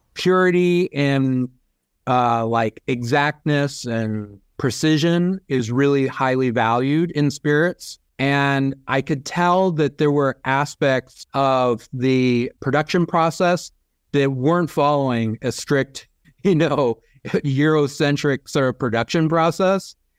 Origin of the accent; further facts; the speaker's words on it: California, United States; growing up in California